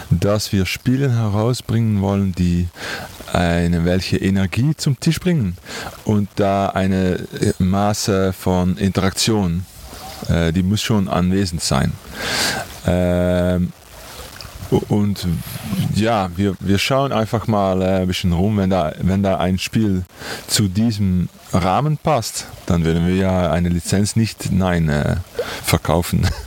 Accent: Netherlands; German is a second language; Und wir kommen aus Holland.

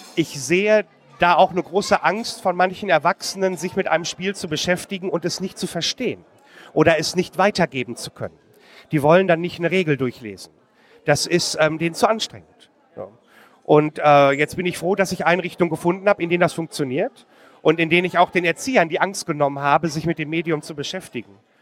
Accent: Marl, North Rhine-Westphalia, Germany; in Marl, in meiner Heimatstadt

